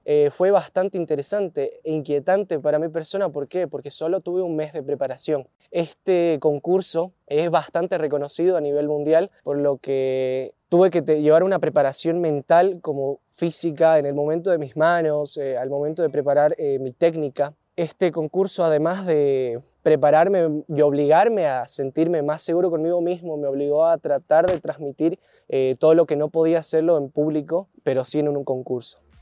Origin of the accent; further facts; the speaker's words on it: Santa Cruz de la Sierra, Santa Cruz, Bolivia; moved away as an adult; now in Salta, Argentina; Yo soy de Santa Cruz de la Sierra, en Bolivia